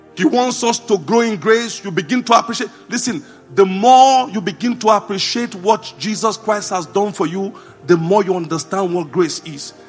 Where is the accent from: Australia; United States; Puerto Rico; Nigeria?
Nigeria; Jos, Plateau; I grew up in Jos